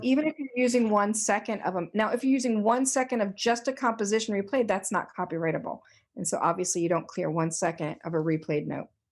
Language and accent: English; Delaware, United States; moved away as an adult; also born or lived in Boston / New York City; I was born and raised in Delaware, but I left as soon as I finished high school.